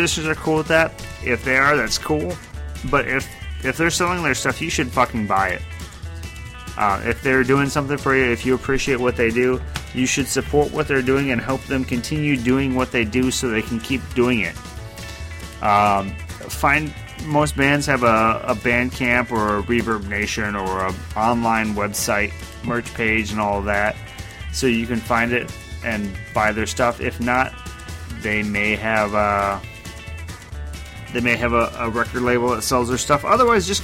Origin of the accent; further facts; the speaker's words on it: United States; I'm too American